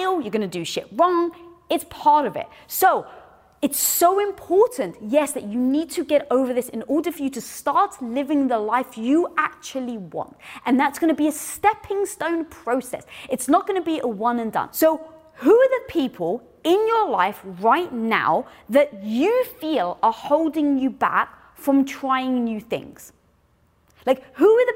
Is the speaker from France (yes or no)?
no; United Kingdom; I'm British. I'm Greek.